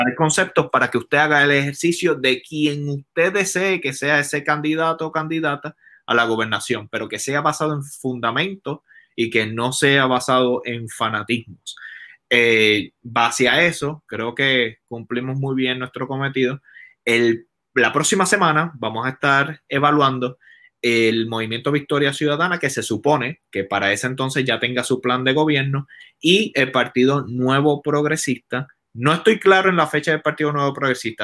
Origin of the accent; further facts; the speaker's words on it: Puerto Rico; yo como puertorriqueño quiero lo mejor para mi isla